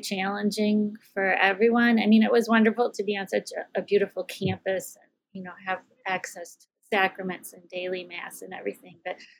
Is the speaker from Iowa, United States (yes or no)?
yes; Dubuque, Iowa, United States; So Dubuque is in the eastern part of Iowa, right on the border of Wisconsin and Illinois. So a small city, about 60,000 people.